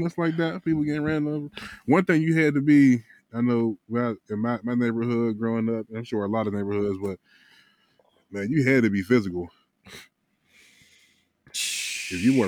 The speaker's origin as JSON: {"language": "English", "town": "Wilkinsburg", "region": "Pennsylvania", "country": "United States", "tie": "born or raised there", "said": "I grew up in Wilkesburg"}